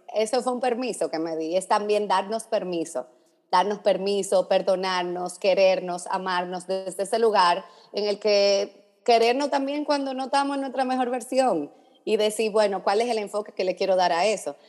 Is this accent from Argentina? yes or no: no; Dominican Republic; now in Miami, United States; yo soy dominicana